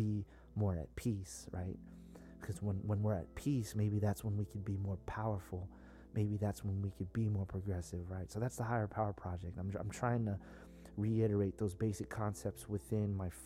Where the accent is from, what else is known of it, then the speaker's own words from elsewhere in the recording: South San Francisco, California, United States; I'm from the Bay Area, very San Francisco, South San Francisco, very politically charged environment, you know, Black Panthers, the hippies, all that, you know, that's where we're from